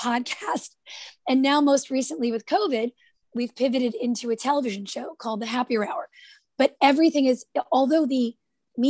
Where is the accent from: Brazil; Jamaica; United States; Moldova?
United States; Jersey City, New Jersey; I'm from Jersey City, New Jersey. That's where I grew up